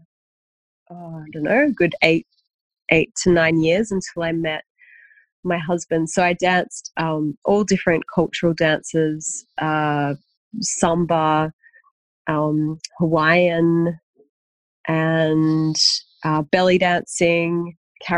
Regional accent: Sydney, New South Wales, Australia; also born or lived in Bondi, Sydney; now in Sydney, Australia; I was born in Wurunga, so Gurungai.

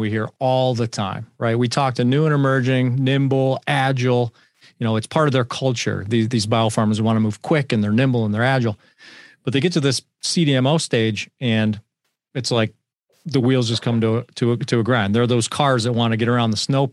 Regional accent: Buffalo, New York, United States; I grew up in Buffalo

